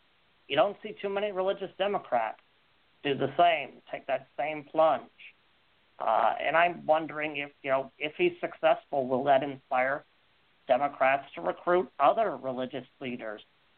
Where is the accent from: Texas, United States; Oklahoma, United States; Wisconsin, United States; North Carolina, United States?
North Carolina, United States; I'd go with my home state here, North Carolina.